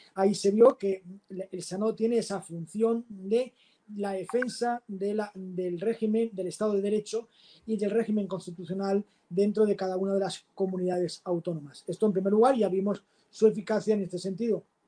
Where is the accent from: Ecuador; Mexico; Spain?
Spain; Valencian Community; mi tierra, de la provincia de Valencia